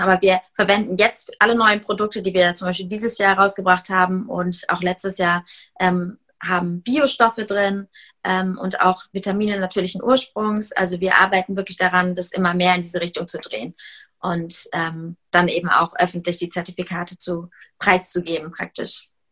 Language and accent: German; Heidelberg, Baden-Württemberg, Germany; also born or lived in Hamburg; wir kommen alle aus Heidelberg